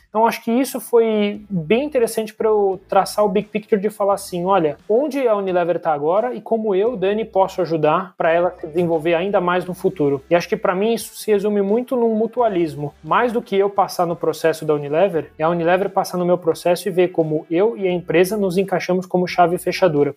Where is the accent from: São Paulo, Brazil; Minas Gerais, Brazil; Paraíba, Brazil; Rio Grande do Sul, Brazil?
São Paulo, Brazil; Sou natural aqui de São Paulo, capital